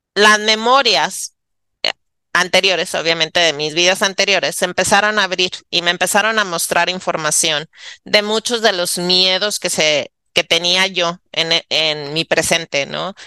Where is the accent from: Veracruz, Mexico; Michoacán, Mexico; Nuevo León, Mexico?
Nuevo León, Mexico; Monterrey; moved away; yo regresé a Monterrey, porque soy de Monterrey, ¿no? Regresé a casa eh, de mi mamá